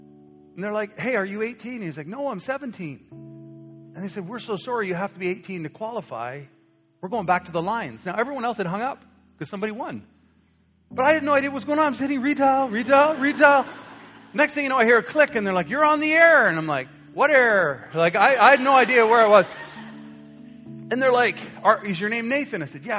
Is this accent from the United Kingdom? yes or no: no; Canada; but we're Canadian, Pastor. We don't do those things. We don't express it. We have British roots.